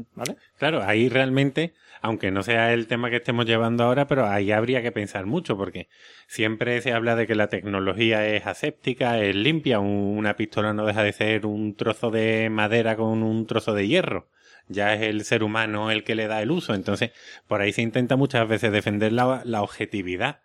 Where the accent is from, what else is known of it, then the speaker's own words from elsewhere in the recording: Seville, Andalusia, Spain; accent: Sevillian; mi acento sevillano